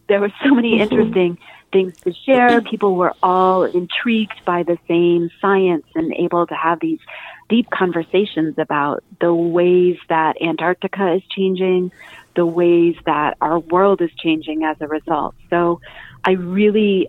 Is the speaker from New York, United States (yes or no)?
yes; Altamont, New York, United States; also born or lived in Guilderland, New York; growing up in Altamont. We moved up to the hill in 1986. So I started living in Gilderland and then moved up into Altamont and continued to go to the Gilderland public schools